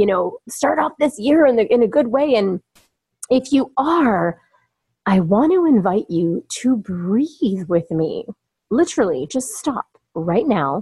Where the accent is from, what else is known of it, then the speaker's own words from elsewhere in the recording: Toronto, Ontario, Canada; moved away as an adult; also born or lived in California; now in Toronto, Canada; back here in my hometown of Toronto, Ontario, Canada, where I have relocated myself for a couple of years